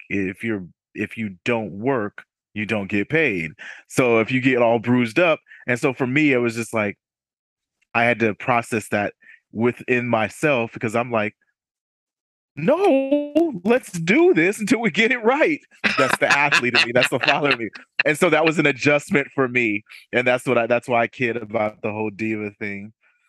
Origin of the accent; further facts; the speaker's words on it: Newburgh, New York, United States; born there; also born or lived in Washington State / Germany; Yeah, I was born in Newburgh, New York, upstate New York. Military brat, moved around a little bit from Washington State and then in Germany for 7 years.